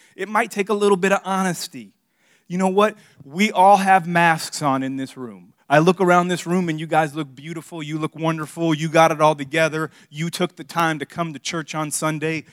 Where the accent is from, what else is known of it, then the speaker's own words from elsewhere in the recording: Miami, Florida, United States; now in South Carolina, United States; I grew up in Miami